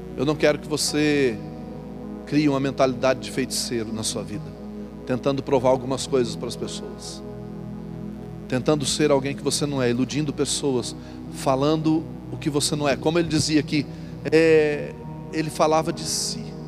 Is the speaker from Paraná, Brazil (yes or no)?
yes; Paraná, Brazil; accent: rolled/drawn-out R (caipira); moved away; eu arrastava o R. Só que eu nasci na roça, meu irmão. Lá no meio do, dos cabras do pé vermelho mesmo